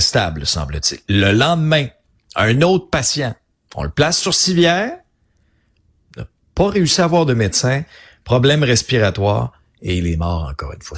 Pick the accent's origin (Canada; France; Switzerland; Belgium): Canada; Abitibi, Quebec; also born or lived in Outaouais; now in Quebec City, Canada; je suis un gars de région. J'ai grandi en Abitibi